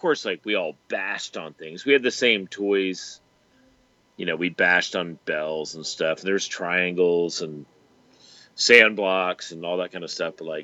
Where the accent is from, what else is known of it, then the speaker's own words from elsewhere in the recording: Richmond, Virginia, United States; I grew up in Richmond